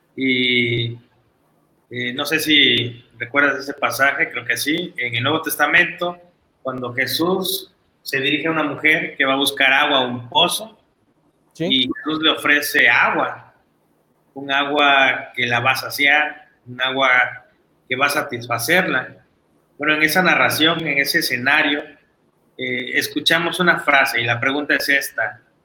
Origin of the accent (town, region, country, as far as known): Mexico